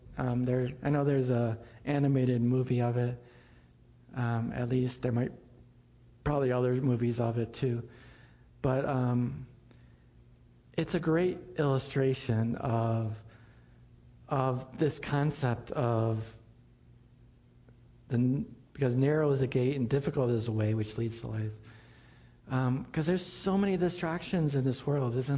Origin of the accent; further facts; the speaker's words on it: Buffalo, New York, United States; I grew up in Buffalo